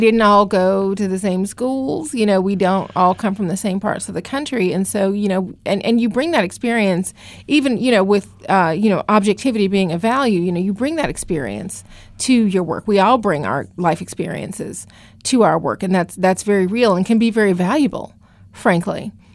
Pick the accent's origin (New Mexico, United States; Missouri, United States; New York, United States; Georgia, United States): Georgia, United States; Atlanta; moved away as an adult; also born or lived in Los Angeles / Virginia / Washington; now in Philadelphia, United States; I actually got started in journalism in Atlanta, which is my hometown